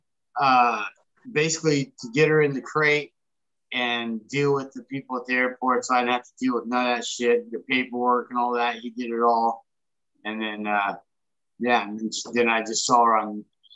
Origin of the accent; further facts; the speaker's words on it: Santa Rosa, California, United States; also born or lived in Placerville; I was born and raised in Santa Rosa. Santa Rosa is my hometown.